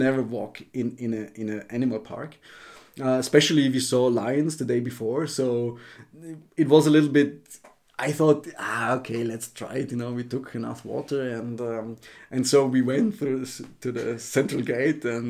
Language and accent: English; Austria; moved away as an adult; I'm from Austria